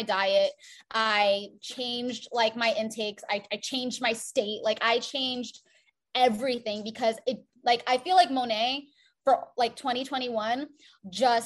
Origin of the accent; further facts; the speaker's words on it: South Florida, United States; I grew up in a predominantly white neighborhood in South Florida